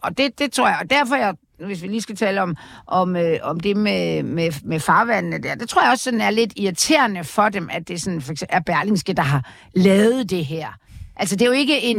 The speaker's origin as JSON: {"language": "Danish", "town": "Aarhus", "region": "Central Denmark Region", "country": "Denmark", "said": "jeg kommer fra Aarhus"}